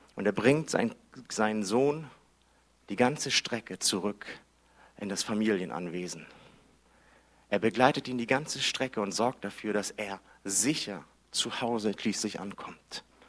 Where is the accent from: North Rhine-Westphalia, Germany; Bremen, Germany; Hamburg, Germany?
Hamburg, Germany; Ich bin in Hamburg groß geworden